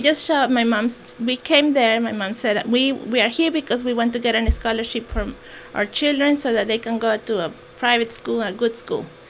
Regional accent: Toluca, State of Mexico, Mexico; first language Mexican Sign Language; English is a second language; now in Hammonton, United States; I was born in Toluca, Me- uh, Mexico.

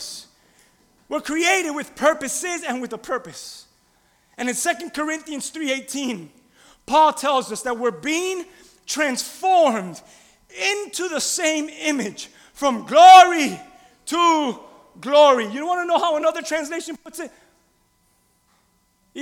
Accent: Key West, Florida, United States; I'm from a country called Key West, Florida.

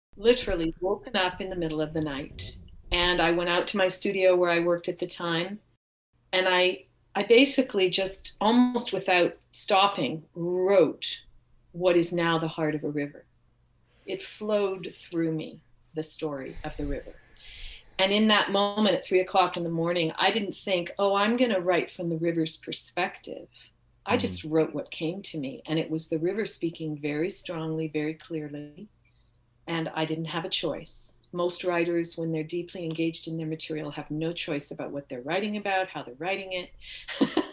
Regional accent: Bay Area of San Francisco, California, United States; moved away as an adult; also born or lived in Upper Columbia Basin; now in Topanga Canyon, United States; I was born and raised in California

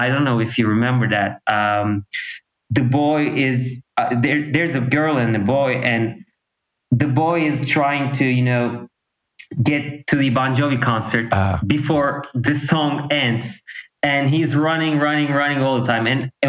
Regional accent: Turkey; English is a second language; you know, it was very different actually because rock music was very popular here. Like, you know, 15 years ago, 10 or 15 years ago, it was really big.

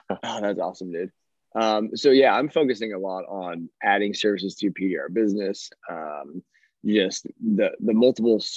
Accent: New Orleans, Louisiana, United States; I came from New Orleans, so yeah

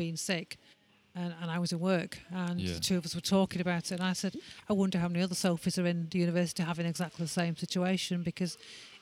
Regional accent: Manchester, North West England, United Kingdom; we're from Manchester.

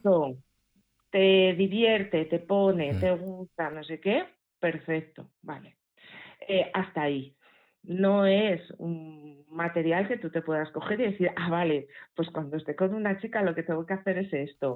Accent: Asturias, Spain; accent: Asturian; se me va el acento asturiano

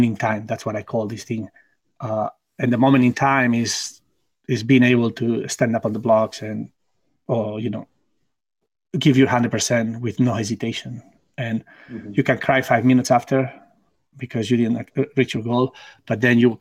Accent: Barcelona, Catalonia, Spain; English is a second language; moved away as an adult; also born or lived in United States; my hometown in Barcelona.

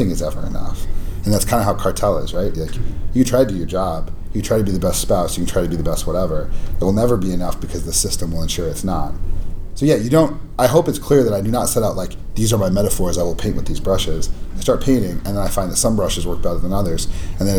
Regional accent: Albuquerque, New Mexico, United States; my hometown

